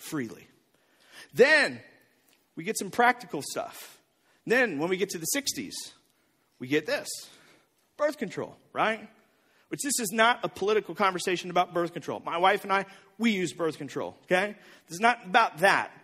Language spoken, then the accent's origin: English; O'Fallon, Missouri, United States; also born or lived in Bridgeton; even when I was in middle school, we lived in O'Fallon.